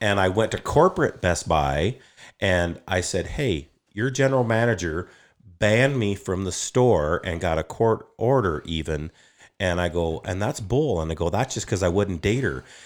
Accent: Upton, Wyoming, United States; also born or lived in Sundance, Wyoming / Moorcroft, Wyoming; I grew up in Upton, Wyoming. I was born at Sundance, graduated high school in Moorcroft.

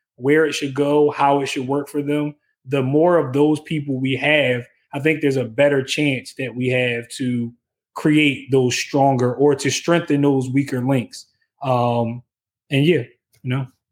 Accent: Philadelphia, Pennsylvania, United States; I'm from West Philly

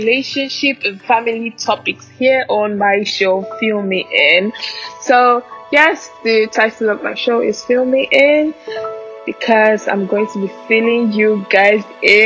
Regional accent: Anambra, Nigeria; also born or lived in Ogun State; I'm from Anambra State. Yes, I'm Igbo, proudly Nigerian.

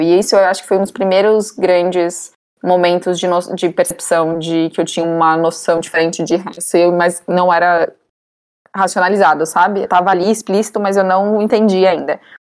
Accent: São Paulo, Brazil; also born or lived in Manaus; Eu nasci em Manaus, cresci em São Paulo, moro aqui até hoje

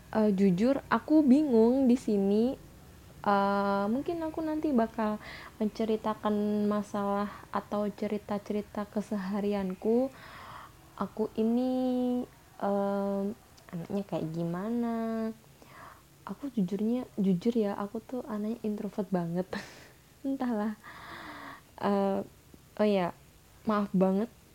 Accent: Java, Indonesia; accent: medok; aku campur-campur bahasa Indo sama bahasa Jawa karena, karena aku di sini orang Jawa

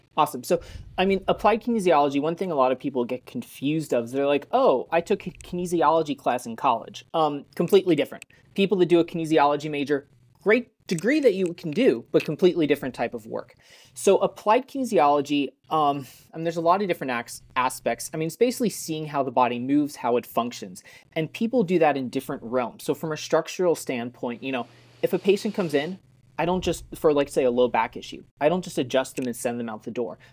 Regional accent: Colorado, United States; I grew up in Colorado

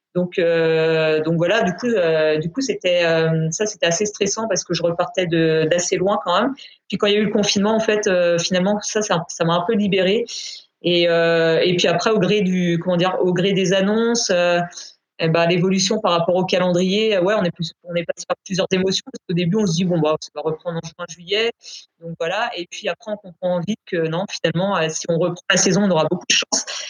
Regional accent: Brittany, France; je vis et je m'entraîne à, du côté de Rennes, donc je suis bretonne.

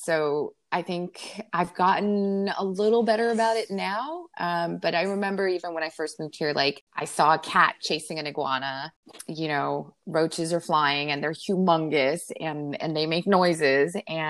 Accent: Pennsylvania, United States; also born or lived in New York / District of Columbia; now in Florida, United States; I grew up north in Pennsylvania and New York and DC areas. And when I moved down here, I really realized the critters here are fairly large.

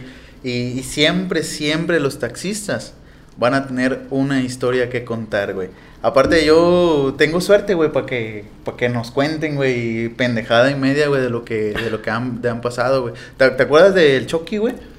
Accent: Veracruz, Mexico; somos acá de Veracruz

